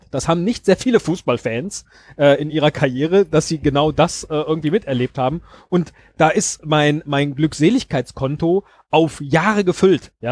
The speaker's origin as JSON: {"language": "German", "region": "Rhineland", "country": "Germany", "tie": "born or raised there", "said": "ich, bin aufgewachsen im Rheinland und ja, das hört man."}